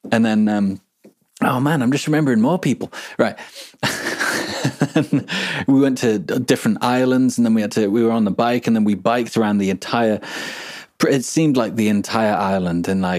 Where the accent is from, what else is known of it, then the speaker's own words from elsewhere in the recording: Brazil; accent: Brazilian interior accent; English is a second language; back then I was speaking in a, um, how do you call it? Interior accent, you know.